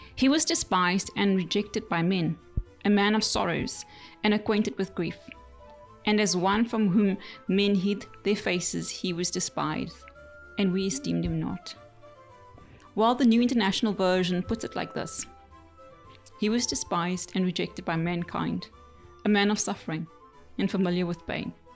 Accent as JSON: {"language": "English", "country": "South Africa", "said": "Being South African"}